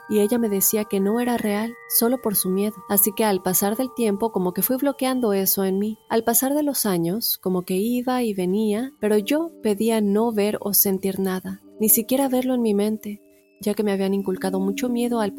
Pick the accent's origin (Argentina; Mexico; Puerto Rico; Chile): Puerto Rico; also born or lived in North Dakota, United States; now in United States; soy de Puerto Rico, pero hace cinco años resido en Estados Unidos. Por casi cinco años viví en Dakota del Norte y en noviembre del 2020 me mudé a Florida junto con mi novio y su familia.